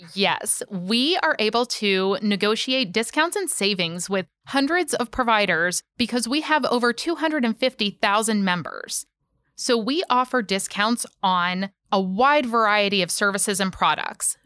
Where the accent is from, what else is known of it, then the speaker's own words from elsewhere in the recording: Pittsburgh, Pennsylvania, United States; moved away; I actually grew up in Pittsburgh, Pennsylvania